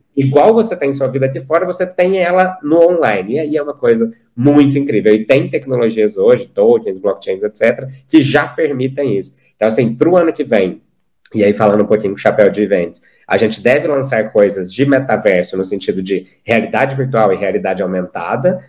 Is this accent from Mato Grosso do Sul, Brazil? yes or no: no; Uberlândia, Minas Gerais, Brazil; eu sou de Uberlândia, Minas Gerais, então sertaneja é parte de mim.